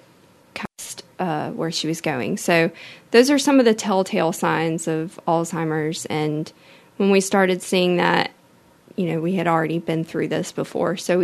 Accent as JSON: {"language": "English", "town": "Mobile", "region": "Alabama", "country": "United States", "tie": "born or raised there", "also_born_or_lived": "Tallahassee, Florida", "said": "I'm from Mobile, born and raised."}